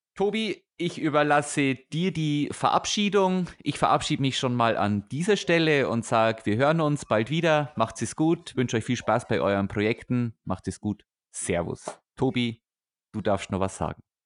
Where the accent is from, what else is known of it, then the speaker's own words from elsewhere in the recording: Weiden, Bavaria, Germany; now in Augsburg area, Germany; wir kommen beide aus der Oberpfalz. Also ich komme aus der Weidner Ecke